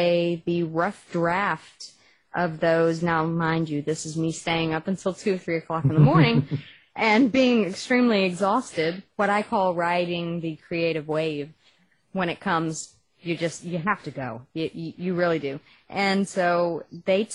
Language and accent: English; Texas, United States; accent: Texas; my Texas accent